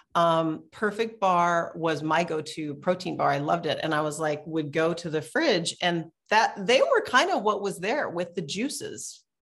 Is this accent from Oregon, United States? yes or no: yes; Portland, Oregon, United States; I'm from Portland, Oregon